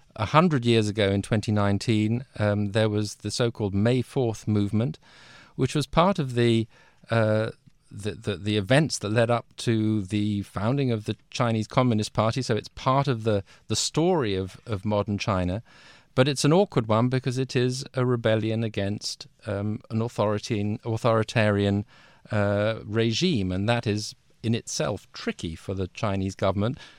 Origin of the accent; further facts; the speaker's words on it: London, United Kingdom; also born or lived in Washington; I'm British. I'm from London originally.